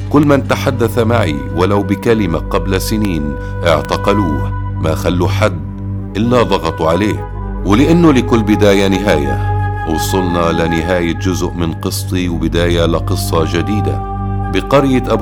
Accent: Kobar, West Bank, Palestine; وتبدل الحزن لفرح بقريتنا كوبر وبكل بيت فلسطيني

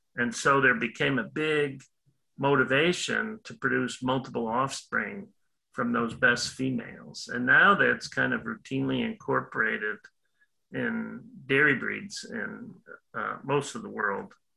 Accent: Illinois, United States; moved away as an adult; also born or lived in Wisconsin; now in Florida, United States; I'm originally from Illinois did my undergrad work at University of Illinois

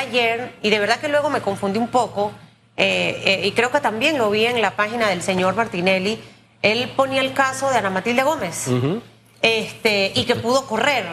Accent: Cuba; estoy hablando como tú sabes, como cubana

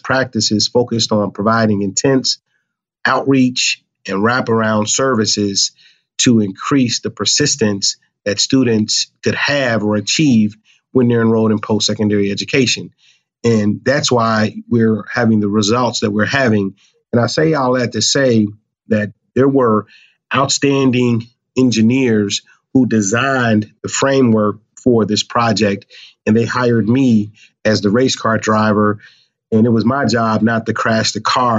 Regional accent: Cincinnati, Ohio, United States; moved away as an adult; now in Buffalo, United States; I'm originally from Cincinnati, Ohio

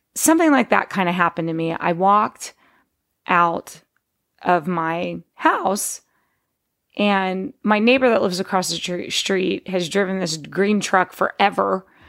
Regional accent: Texas, United States; moved away as an adult; also born or lived in Pittsburgh, Pennsylvania / West Virginia; now in California, United States; my dad moved us to Texas because he was made an offer he couldn't refuse to work, um, in the steel business in Texas.

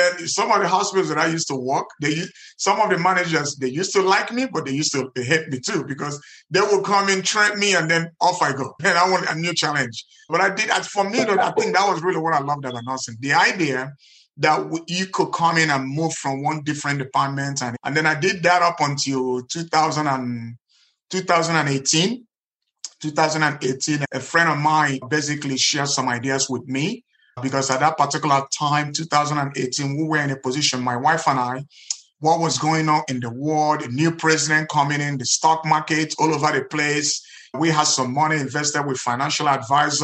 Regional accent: Nigeria; moved away as an adult; now in United States; in Nigeria, where I grew up

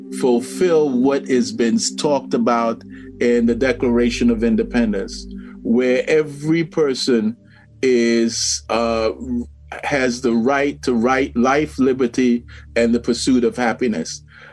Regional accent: Washington, District of Columbia, United States; also born or lived in New York; I am African-American. I was born in New York and lived most of my life in Washington, D.C.

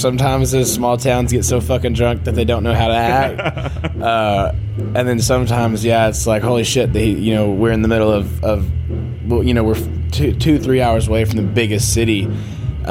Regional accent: Texas, United States; I'm born and raised in Texas. I still live in Texas

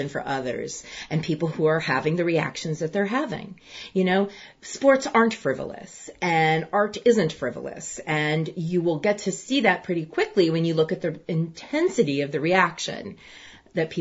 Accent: United States; I'm going to speak as an American

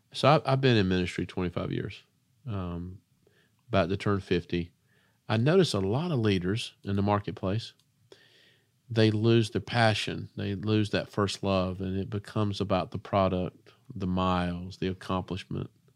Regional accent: Spartanburg, South Carolina, United States; I'm from Spartanburg, South Carolina

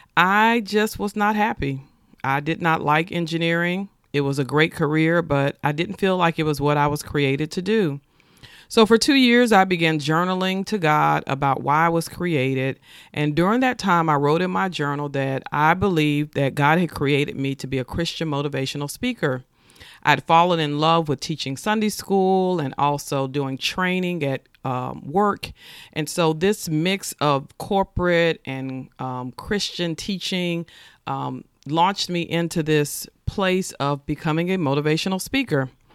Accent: Nashville, Tennessee, United States; I was born and raised in Nashville, Tennessee

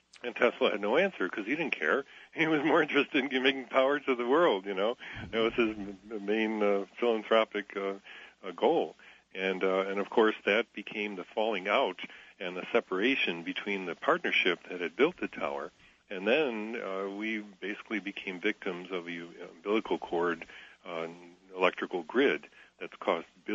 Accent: Buffalo, New York, United States; Buffalo, my hometown

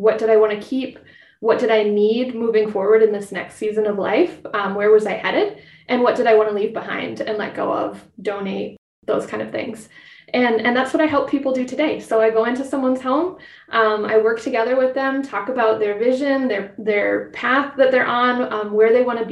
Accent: Twin Cities, Minnesota, United States; I grew up in the Twin Cities, just west of the Twin Cities

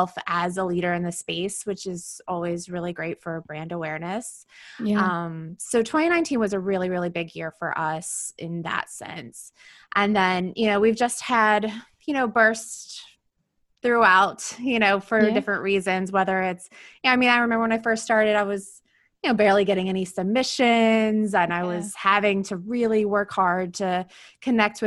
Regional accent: Tennessee, United States; moved away as an adult; also born or lived in Birmingham, Alabama; now in New York City, United States; I am from Tennessee originally

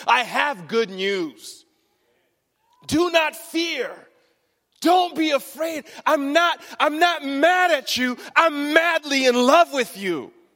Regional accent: Michigan, United States; the wedding was in Michigan, in our hometown.

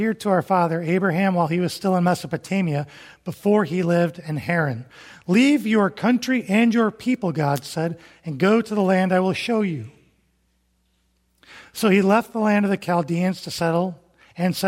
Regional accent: Toledo, Ohio, United States; now in Huntsville, United States; I grew up in the Toledo area

